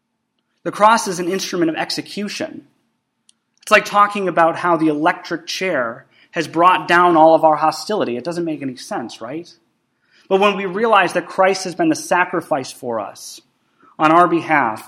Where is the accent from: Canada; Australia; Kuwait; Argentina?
Canada; moved away; I have Canadian citizenship because my dad is a Canadian and I was actually born in Canada